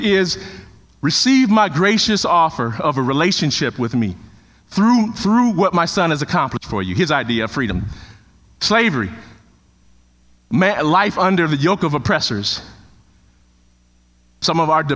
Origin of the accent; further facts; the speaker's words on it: Chicago, Illinois, United States; Took the one in Chicago. It was in my hometown. Didn't have to move